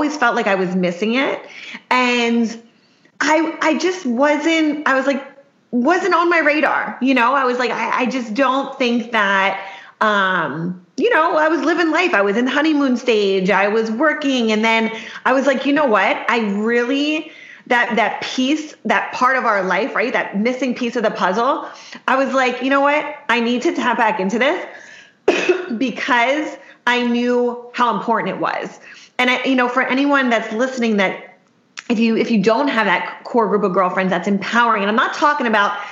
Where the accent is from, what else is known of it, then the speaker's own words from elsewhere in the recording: Worcester, Pennsylvania, United States; now in Miami, United States; I'm actually from Pennsylvania. So a small town called Worcester, Pennsylvania